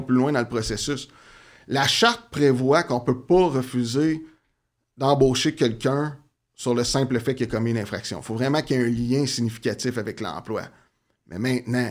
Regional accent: Outaouais, Quebec, Canada; je viens de la région de l'Outaouais.

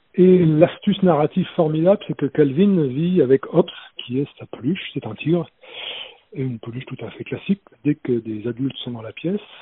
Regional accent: France; j'ai grandi près de la Loire

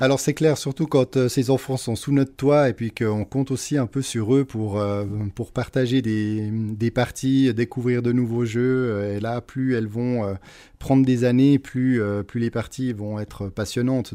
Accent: Switzerland; Je suis né en Suisse. J'ai vécu toute ma vie jusqu'à aujourd'hui en Suisse

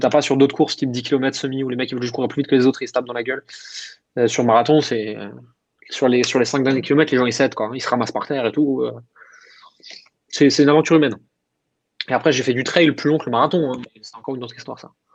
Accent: Alsace, Grand Est, France

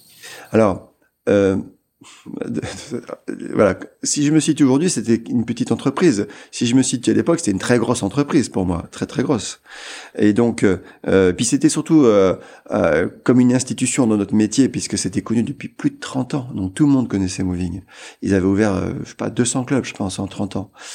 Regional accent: Amiens, Hauts-de-France, France; Amiens, c'était ma ville.

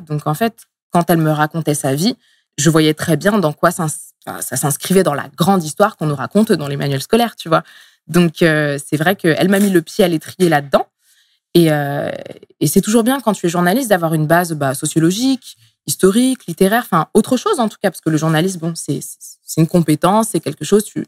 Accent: Essonne, Île-de-France, France; also born or lived in Tunisia / Montreal, Canada; je suis née en Tunisie. Euh, je suis arrivée en France euh, étant bébé. Euh, dans le 91

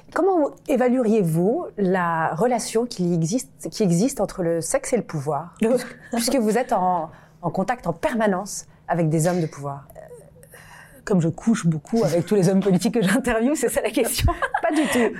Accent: France; je, je, suis française

